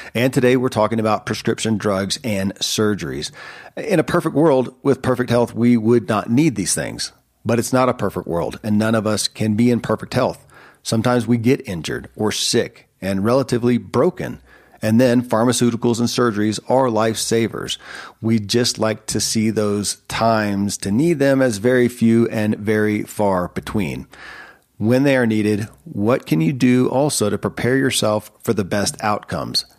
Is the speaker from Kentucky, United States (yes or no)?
yes; Kentucky, United States; born or raised there